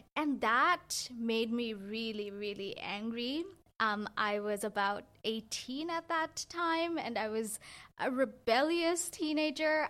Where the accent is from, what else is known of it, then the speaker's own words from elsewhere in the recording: Bangladesh; now in Canada; I grew up in Bangladesh